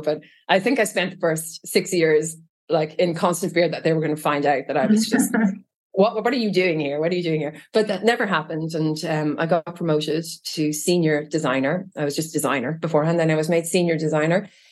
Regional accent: Trim, Leinster, Ireland; moved away as an adult; also born or lived in Japan / London, United Kingdom / Israel; now in Virginia, United States; growing up in Trim

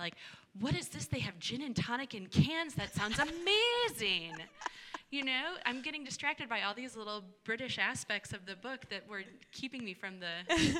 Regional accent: St. Louis, Missouri, United States; I grew up in St. Louis.

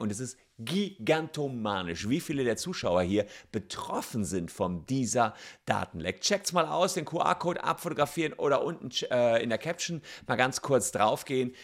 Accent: Cologne, North Rhine-Westphalia, Germany; als Kölner

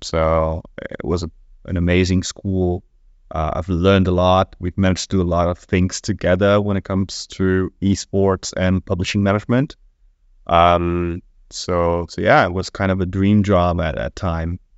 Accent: Brazil; moved away; I come from Brazil

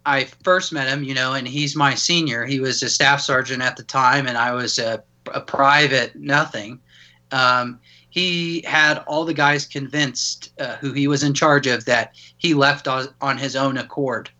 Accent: Denver, Colorado, United States; born and raised in Denver, Colorado

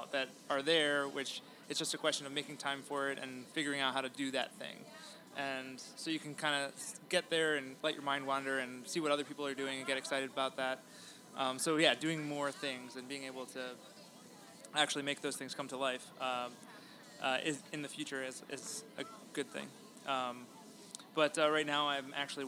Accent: Baltimore, Maryland, United States; now in Chicago, United States; I was from Baltimore originally

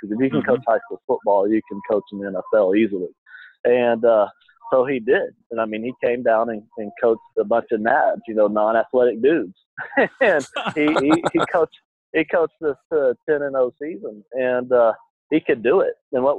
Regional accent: Shreveport, Louisiana, United States; now in Jackson, United States; I grew up in Shreveport

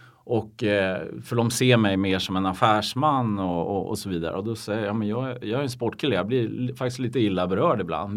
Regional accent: Umeå, Västerbotten County, Sweden; now in Stockholm, Sweden; Jag är, jag är från Umeå, eller Ume som vi säger Just där uppe

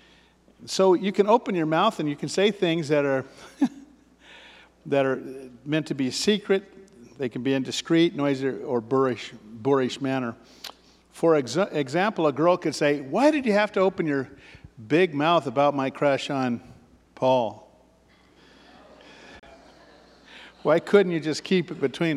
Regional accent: Ashland, United States; I grew up in Ashland

